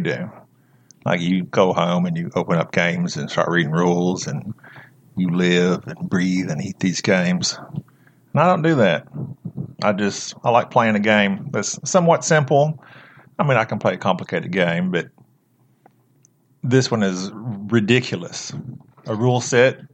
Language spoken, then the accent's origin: English; Oklahoma, United States; moved away; also born or lived in Arkansas / Texas; I was born in Arkansas, raised in Oklahoma